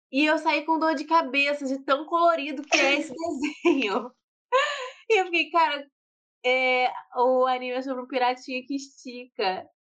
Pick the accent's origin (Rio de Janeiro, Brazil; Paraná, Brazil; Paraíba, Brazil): Paraná, Brazil; Eu sou do Paraná.